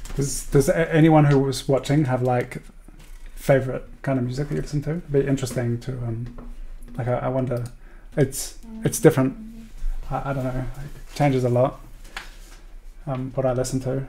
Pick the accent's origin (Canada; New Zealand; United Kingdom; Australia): Australia; growing up in Australia